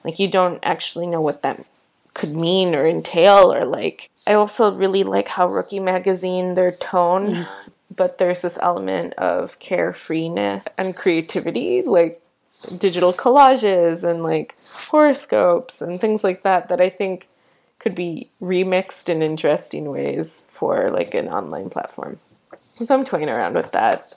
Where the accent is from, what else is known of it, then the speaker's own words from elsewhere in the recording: Michigan, United States; moved away; also born or lived in Washington, D.C.; I'm a Midwesterner and I love my state